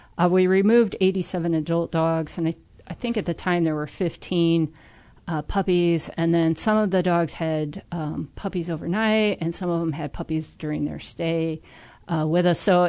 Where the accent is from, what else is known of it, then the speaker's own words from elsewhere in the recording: Peoria, Illinois, United States; I'm originally from Peoria, and I studied agriculture.